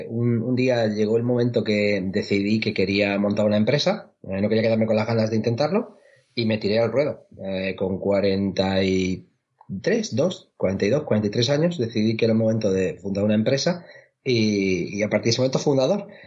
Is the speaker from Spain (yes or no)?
yes; Chinchilla de Montearagón, Castilla-La Mancha, Spain; moved away as an adult; now in Seville, Spain; mi pueblo eh, de, La Mancha, que se llama Chinchilla de Aragón, en la provincia de Albacete.